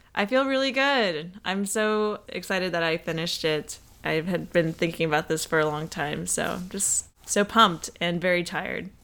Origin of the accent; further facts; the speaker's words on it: Atlanta, Georgia, United States; we're from Atlanta